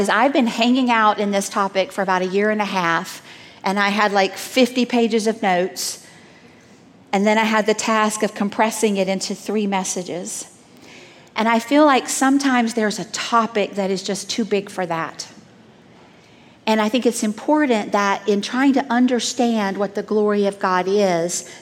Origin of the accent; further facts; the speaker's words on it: Southeast, United States; moved away; I grew up in the Southeast